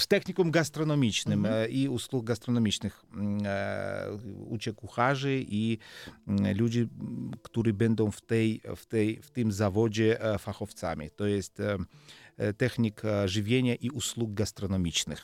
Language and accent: Polish; Georgia; Polish is a second language; moved away as an adult; ja jestem Gruzinem, to, to jest prawda, ale druga prawda jest to, że ja jestem Polakiem w Polowie